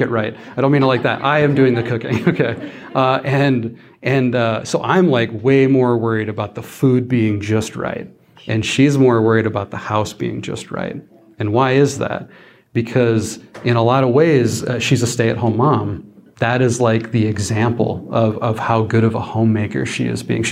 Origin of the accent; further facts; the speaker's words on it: South Dakota, United States; I'm from South Dakota. I grew up on a ranch out in the middle of nowhere